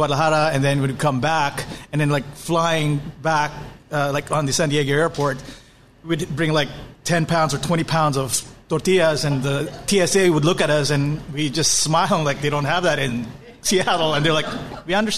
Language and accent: English; Philippines; a Filipino guy like me